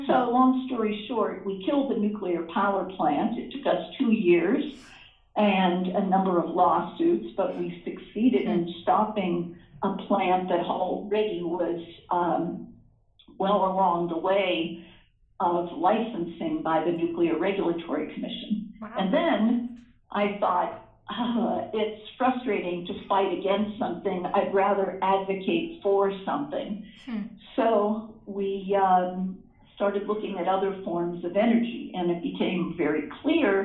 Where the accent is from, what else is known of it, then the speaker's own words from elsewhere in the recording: Pittsburgh, Pennsylvania, United States; moved away as an adult; also born or lived in Philadelphia, Pennsylvania; I grew up in Pittsburgh, Pennsylvania